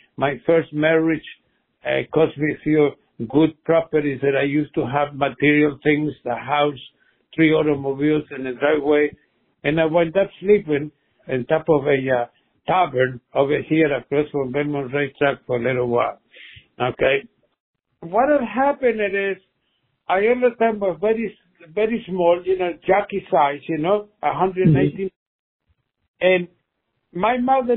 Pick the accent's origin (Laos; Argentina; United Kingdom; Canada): Argentina; English is a second language; moved away as an adult; now in Long Island, United States